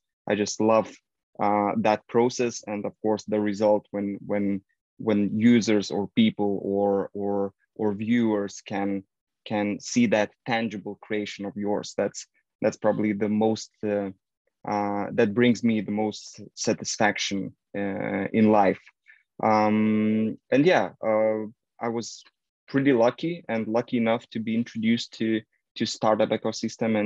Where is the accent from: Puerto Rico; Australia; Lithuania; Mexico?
Lithuania; I'm from Lithuania, northern Eastern Europe.